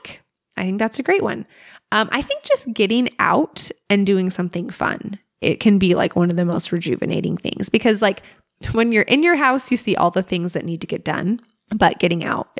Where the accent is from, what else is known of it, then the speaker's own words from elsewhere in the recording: Alaska, United States; Growing up in Alaska